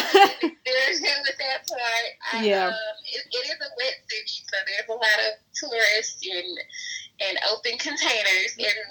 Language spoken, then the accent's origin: English; Fayette, Mississippi, United States; also born or lived in Savannah, Georgia; now in Jackson, United States; I moved back home to Fayette for a little bit